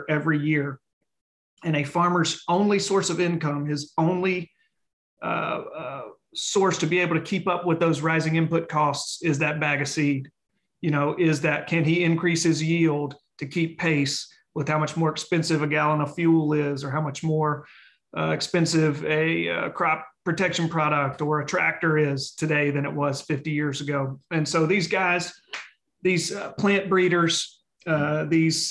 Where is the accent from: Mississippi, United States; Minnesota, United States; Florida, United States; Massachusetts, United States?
Mississippi, United States; Leland; I was a partial host because everybody was in my hometown